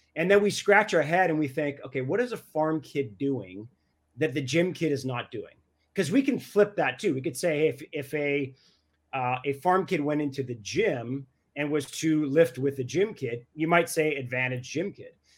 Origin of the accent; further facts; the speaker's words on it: Canada; I'm Canadian